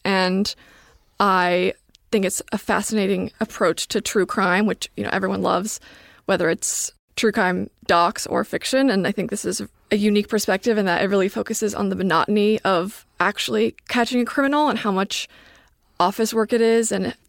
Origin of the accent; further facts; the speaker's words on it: Atlanta, Georgia, United States; moved away as an adult; also born or lived in Durham, North Carolina / New York; now in Los Angeles, United States; I'm from Atlanta.